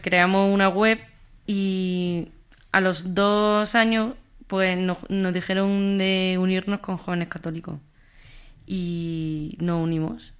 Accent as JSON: {"language": "Spanish", "town": "Jaén", "region": "Andalusia", "country": "Spain", "moved": "yes", "lives_now": "Madrid, Spain", "said": "Soy de Jaén, aunque vivo en Madrid"}